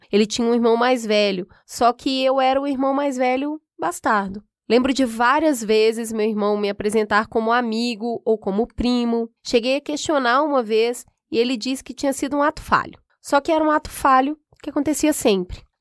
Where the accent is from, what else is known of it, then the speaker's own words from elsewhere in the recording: Minas Gerais, Brazil; moved away as an adult; now in São Paulo, Brazil; Mudei de Minas para São Paulo para fazer faculdade